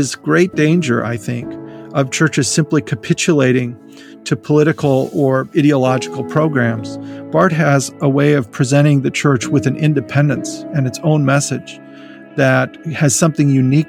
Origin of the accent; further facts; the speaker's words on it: North Dakota, United States; I grew up in North Dakota and attended Jamestown College. I grew up in a small rural community.